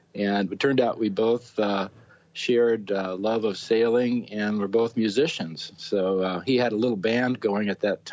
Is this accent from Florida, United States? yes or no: no; northern San Diego County, Southern California, United States; also born or lived in Columbus, Ohio; I grew up in Southern California, northern San Diego County